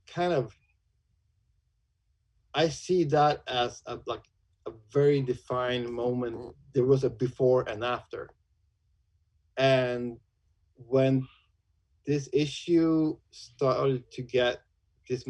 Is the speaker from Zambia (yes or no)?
no; Sweden; born or raised there; also born or lived in Umeå, Sweden